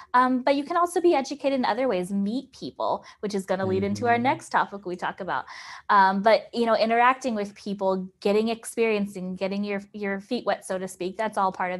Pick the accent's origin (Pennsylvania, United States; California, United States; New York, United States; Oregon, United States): California, United States; I'm from California